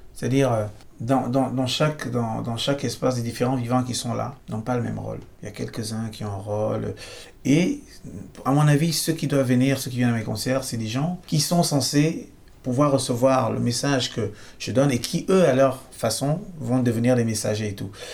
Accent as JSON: {"language": "French", "country": "Cameroon", "tie": "born or raised there", "also_born_or_lived": "Brazil", "moved": "as an adult", "lives_now": "France", "said": "je suis né au Cameroun, j'ai grandi là-bas"}